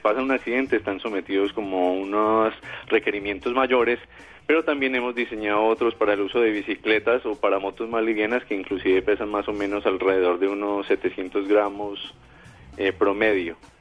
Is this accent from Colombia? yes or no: yes; Colombia